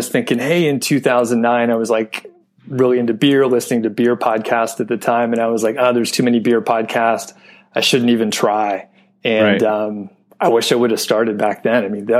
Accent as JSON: {"language": "English", "town": "Atlanta", "region": "Georgia", "country": "United States", "also_born_or_lived": "Bozeman, Montana", "moved": "as an adult", "lives_now": "Boulder area, United States", "said": "we moved from Bozeman, but we're originally from the Atlanta area."}